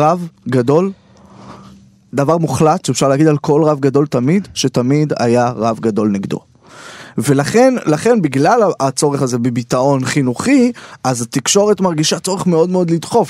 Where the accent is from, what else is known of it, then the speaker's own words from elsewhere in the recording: Beit Shemesh, Jerusalem District, Israel; moved away as an adult; now in Tel Aviv, Israel; אני גר אה, בתל אביב וגדלתי בית שמש, ירושלים, על הציר הזה